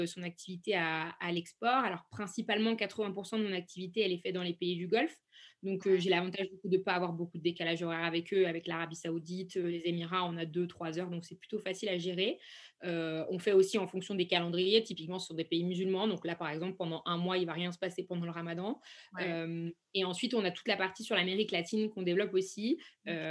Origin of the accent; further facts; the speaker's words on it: Saint-Étienne, Auvergne-Rhône-Alpes, France; moved away as an adult; now in Paris, France; je suis originaire de Saint-Étienne et je vis à Paris depuis peu de temps